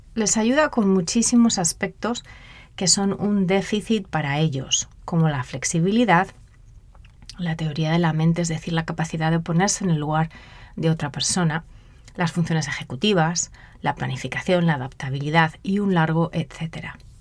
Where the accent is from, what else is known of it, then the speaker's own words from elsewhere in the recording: Spain; moved away as an adult; also born or lived in Mozambique; yo soy española